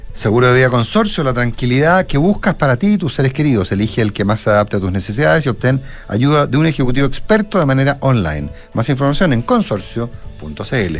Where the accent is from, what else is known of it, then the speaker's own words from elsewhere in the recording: Chile; los chilenos tenemos